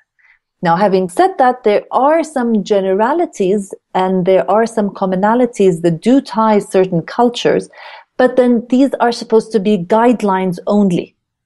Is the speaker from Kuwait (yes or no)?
yes; Kuwait; moved away; also born or lived in Jordan / United States / United Kingdom; I am a Jordanian. I was born in Jordan, but I then was raised in Kuwait